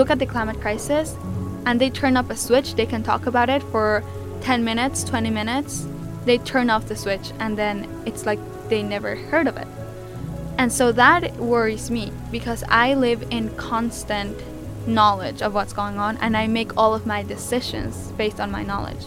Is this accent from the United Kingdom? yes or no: no; Mexico; now in New York, United States; I was born and raised in Mexico